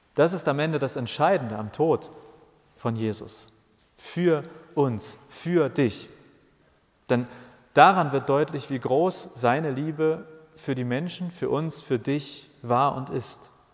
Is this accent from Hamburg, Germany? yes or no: yes; Hamburg, Germany; Ich bin in Hamburg geboren und ich habe alles in Hamburg gemacht